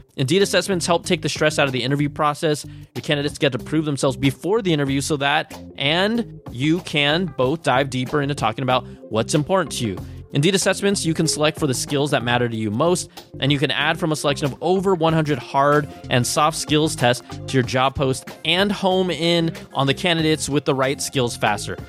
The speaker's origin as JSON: {"language": "English", "town": "Cupertino", "region": "California", "country": "United States", "tie": "born or raised there", "said": "Cupertino, which happens to be my hometown"}